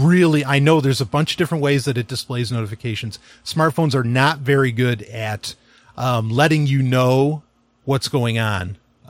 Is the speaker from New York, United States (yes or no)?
yes; New York City, New York, United States; I grew up in New York City, quite a bit.